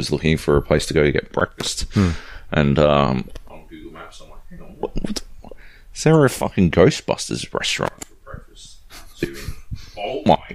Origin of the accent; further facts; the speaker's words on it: Australia; we're the Aussie contingent